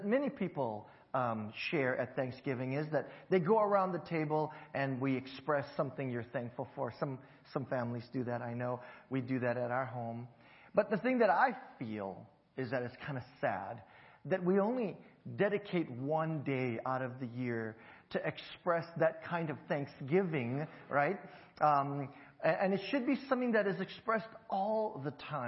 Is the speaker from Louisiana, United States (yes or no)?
no; Hawaii, United States; moved away; growing up in Hawaii